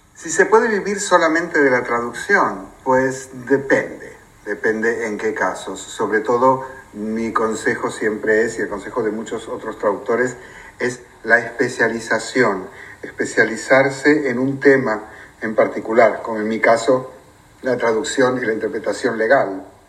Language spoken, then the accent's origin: Spanish; Argentina; also born or lived in Spain; now in United Kingdom; soy de Argentina y viví 11 años también en España